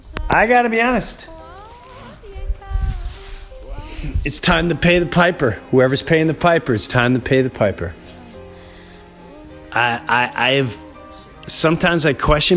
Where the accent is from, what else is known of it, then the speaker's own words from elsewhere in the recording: Long Island, New York, United States; I grew up in Long Island